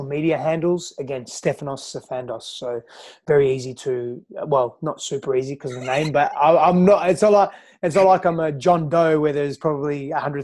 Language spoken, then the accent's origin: English; Australia; also born or lived in Greece; now in San Diego, United States; I'm from Australia. I was born in Australia, but I grew up in Greece and Australia